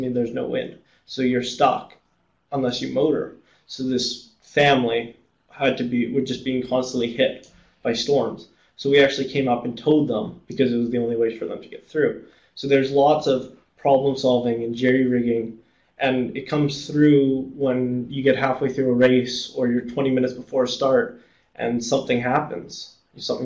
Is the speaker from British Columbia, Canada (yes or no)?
yes; Vancouver, British Columbia, Canada; I grew up in Vancouver, actually. I lived there until I was about 10